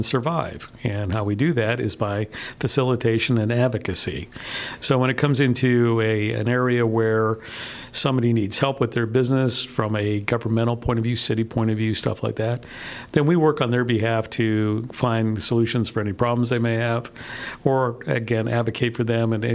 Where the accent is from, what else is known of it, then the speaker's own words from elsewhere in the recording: Miami, Florida, United States; also born or lived in Rio Grande Valley, Texas / San Francisco Bay Area, California; now in League City, United States; I grew up in South Florida and in the Miami area, and I've always been on the water